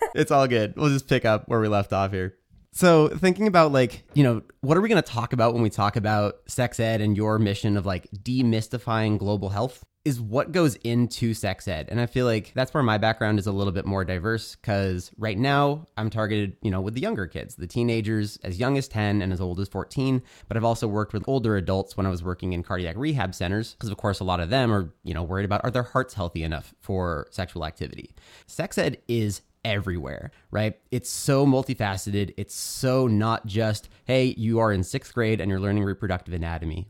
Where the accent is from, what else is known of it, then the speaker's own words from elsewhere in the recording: United States; also born or lived in California; growing up in America